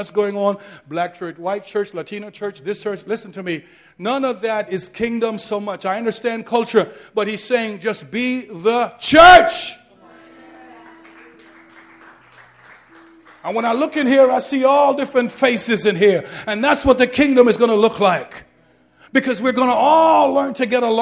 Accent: Jamaica; now in New York, United States; I'm a Jamaican man. My father is from Cuba

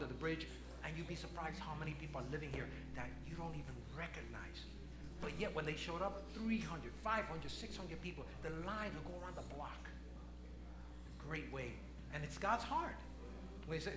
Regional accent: New York, United States; moved away as an adult; now in Lancaster, United States; I'm born and raised in New York.

